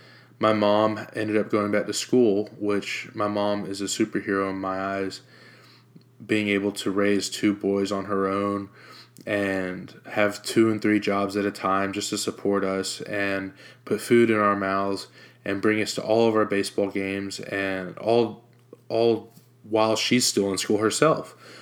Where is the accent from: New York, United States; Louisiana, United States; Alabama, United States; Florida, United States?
Florida, United States; Jacksonville; also born or lived in Norfolk, Virginia; I was born in Norfolk, Virginia on August 27th, 1994. When I was born, it was just my mom, my dad, and myself. A few months after I was born, we moved to Jacksonville, Florida, where my dad got relocated